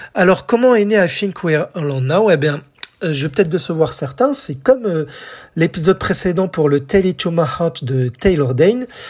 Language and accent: French; France; chez nous en France